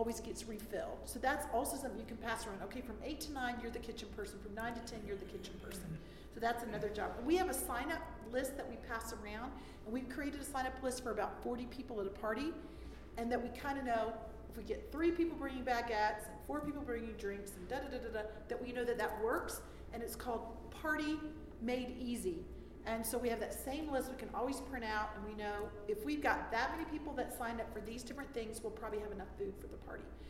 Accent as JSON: {"language": "English", "region": "Florida", "country": "United States", "tie": "born or raised there", "moved": "as an adult", "lives_now": "Germany", "said": "I was raised in Florida"}